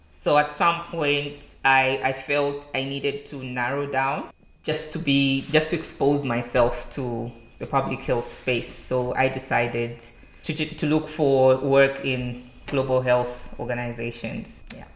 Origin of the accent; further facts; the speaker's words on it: Zambia; moved away as an adult; now in Rwanda; I'm from Zambia and currently working in Rwanda